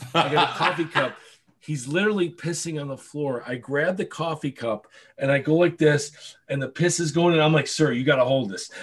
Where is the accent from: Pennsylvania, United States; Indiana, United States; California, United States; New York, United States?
New York, United States; Buffalo; I'm from Buffalo. Oh, it's cold there